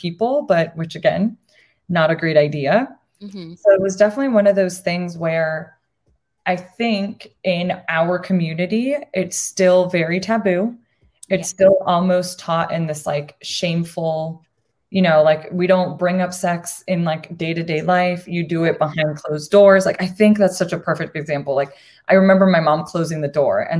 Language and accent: English; Arizona, United States; also born or lived in Puerto Rico; I am Boricua. I was born in Puerto Rico. And I moved to Arizona when I was really little. So I moved here when I was 3.